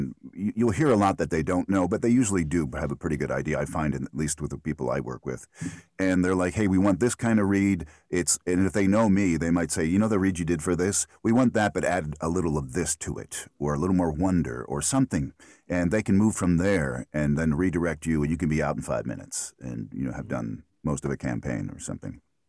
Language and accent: English; Philadelphia, Pennsylvania, United States; accent: Philly; And I grew up in Philadelphia. And my whole family has the Philly accent.